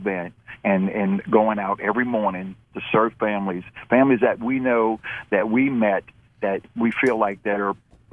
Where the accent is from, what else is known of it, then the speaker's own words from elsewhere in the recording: New Orleans, Louisiana, United States; moved away as an adult; now in Buffalo, United States; Belinda and I are both born and raised in New Orleans, and I'm from the west side of New Orleans, a little town called Algiers